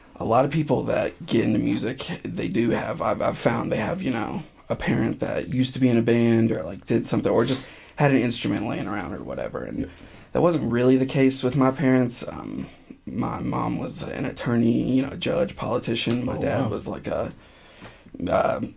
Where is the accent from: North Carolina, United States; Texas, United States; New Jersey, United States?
North Carolina, United States; also born or lived in Greensboro, North Carolina; I'm from North Carolina originally. I moved around for a bit after 18 or so. And I've been in Greensboro for the past almost 5 years